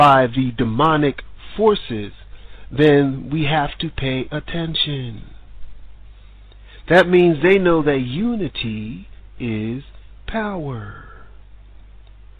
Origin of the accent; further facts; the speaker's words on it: United States; moved away as an adult; now in Sweden; I'm American